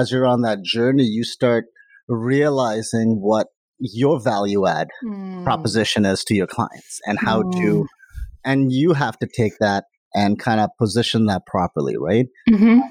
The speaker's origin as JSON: {"language": "English", "country": "India", "moved": "yes", "lives_now": "Canada", "said": "I'm from India"}